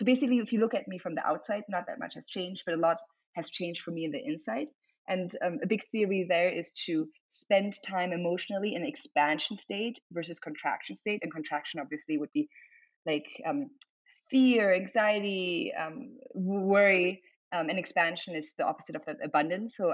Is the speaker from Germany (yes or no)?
yes; Germany; English is a second language; so being like half German, half Chinese, growing up in Germany, then moving around a lot